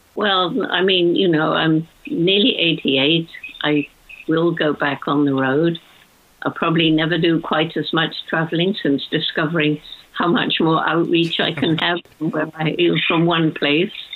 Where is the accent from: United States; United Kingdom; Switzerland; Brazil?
United Kingdom; when I was a child growing up in World War II